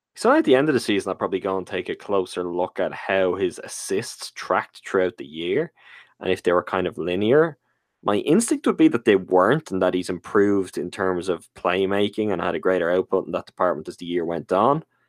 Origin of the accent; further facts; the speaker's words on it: Ireland; as an Irish man